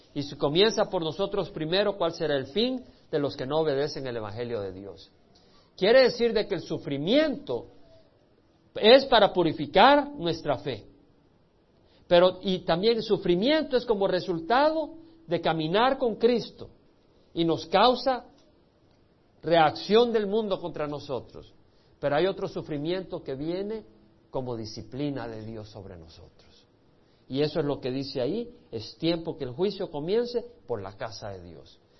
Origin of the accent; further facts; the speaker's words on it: El Salvador; moved away; Yo tuve que salir del Salvador por la guerra civil